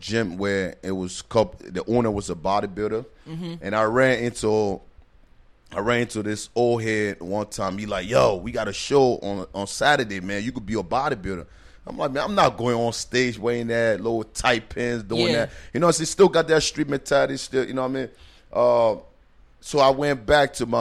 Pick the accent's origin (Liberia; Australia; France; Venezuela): Liberia; now in New Jersey, United States; I was born and raised in Liberia.